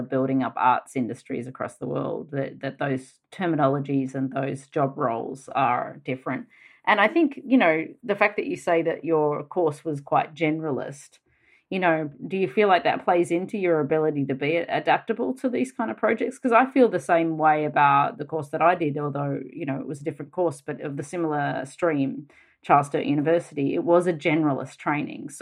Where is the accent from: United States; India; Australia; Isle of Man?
Australia; accent: Australian; the Australian accent when we speak fast